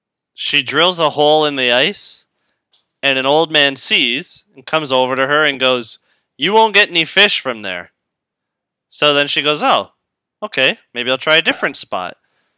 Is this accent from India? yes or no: no; England, United Kingdom; We're both English, right?